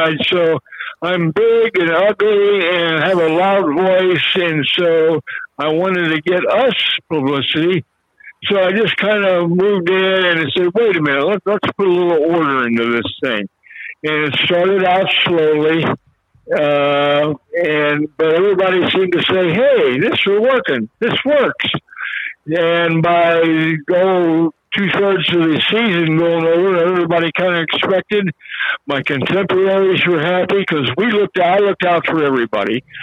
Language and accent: English; Cincinnati, Ohio, United States; I had a daily radio show on WKRC Taft Broadcasting in my hometown of Cincinnati, Ohio.